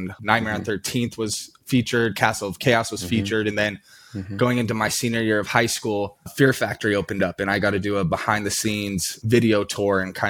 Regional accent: Salt Lake City, Utah, United States; now in Medford, United States; I grew up in Salt Lake City, Utah

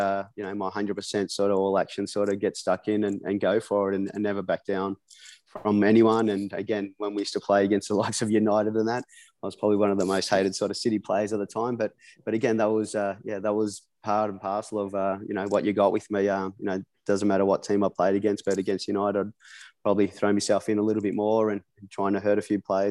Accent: Melbourne, Victoria, Australia; also born or lived in England; now in Gold Coast, Australia; I'm originally from Melbourne, I'm living up here in Queensland on the Gold Coast

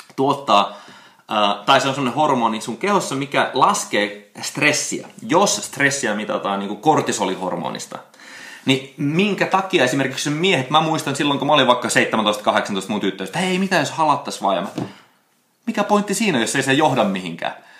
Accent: Finland; moved away; also born or lived in United States; silloin kun mä tulin Suomeen joku seitsemän vuotta sitten, niin mä aloitin niin kuin tanssikoulun kehittämisellä ja mun suomen kielen taidot ei ollut enää niin hyvä. Mä olin 12 vuotta ollut Jenkessä enkä muistanut hirveästi, miten suomen kieltä enää

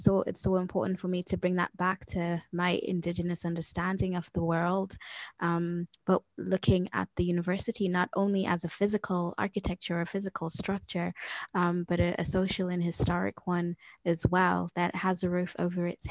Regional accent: Zimbabwe; I come from the Shana ethnic group from the region known as Zimbabwe

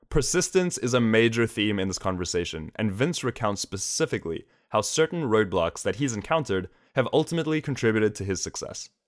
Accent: Melbourne, Victoria, Australia; moved away as an adult; now in New York, United States; I'm from Melbourne, Australia, so long way away.

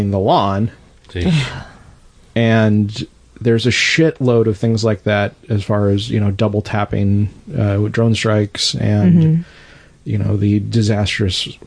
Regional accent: Arizona, United States; now in Portland, United States; I'm from Arizona

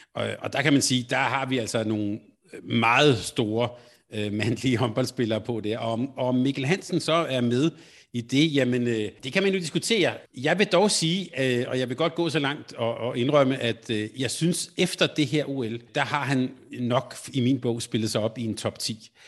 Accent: Denmark; Selvom jeg var skuffet selvfølgelig på, øh, som dansker

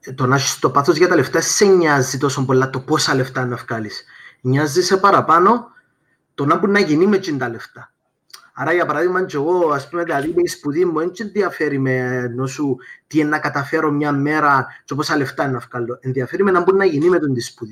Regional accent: Paphos, Paphos District, Cyprus; moved away as an adult; είμαι από την Πάφο

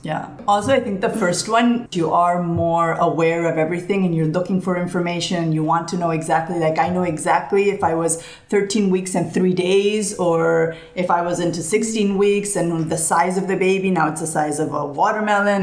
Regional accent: Barcelona, Catalonia, Spain; moved away as an adult; also born or lived in New York City, United States; I'm originally from Barcelona, but my mom is from the United States. So, I've grown up, I grew up in Barcelona all my life

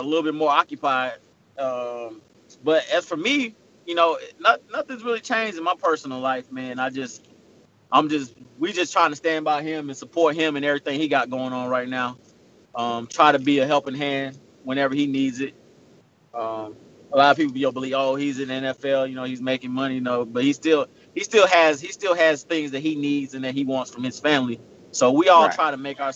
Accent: Alabama, United States; where we grew up in Alabama

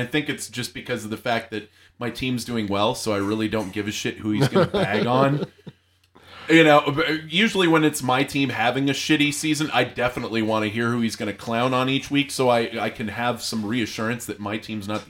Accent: Arizona, United States; I'm from Arizona, and I fucking despise the Cardinals.

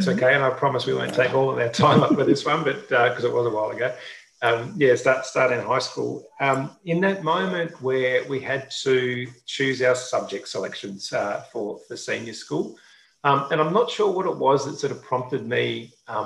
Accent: Brisbane, Queensland, Australia; I grew up in Brisbane

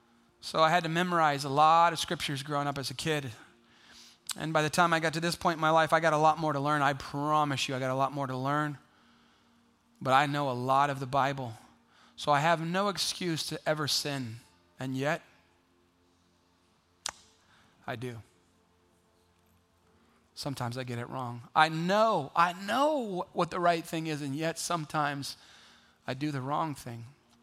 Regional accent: Kenya; See, I grew up in Kenya. My parents were missionaries to Kenya. In 1977, in Kenya, what you had to do as a kid was just try to avoid being eaten by something.

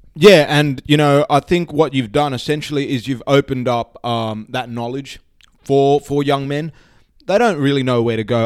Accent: Sydney, New South Wales, Australia; I grew up in Sydney, spent most of my life

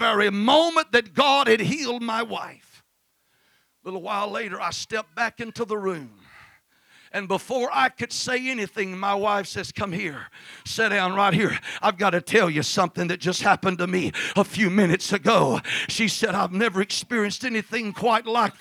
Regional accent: Mississippi, United States; I'm from Mississippi

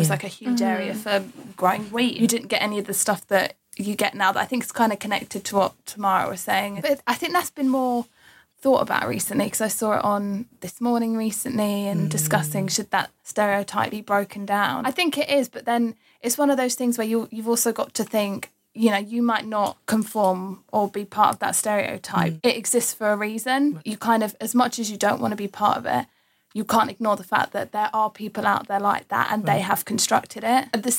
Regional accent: Essex, East of England, United Kingdom; And really, I am from Essex, but you know what? I don't ever say that. I always say Cambridge.

